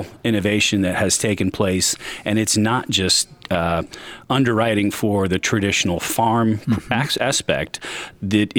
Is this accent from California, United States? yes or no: no; Marion, Indiana, United States; also born or lived in Seattle; I grew up in Marion